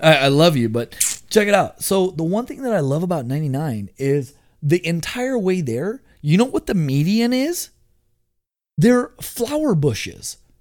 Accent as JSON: {"language": "English", "town": "Houston", "region": "Texas", "country": "United States", "tie": "born or raised there", "moved": "as an adult", "lives_now": "Portland, United States", "said": "I was born and raised in Southwest Houston"}